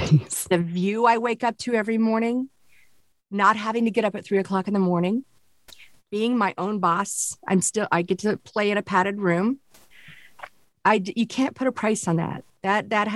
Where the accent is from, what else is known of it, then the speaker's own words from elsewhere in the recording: Springfield, Missouri, United States; moved away; also born or lived in Kansas City / Miami; I was born in Kansas City and raised in Springfield in the Ozarks